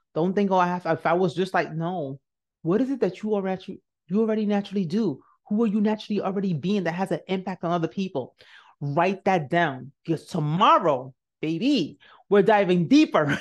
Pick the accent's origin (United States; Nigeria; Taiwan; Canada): Nigeria; I'm Nigerian. So one thing we do know is hard work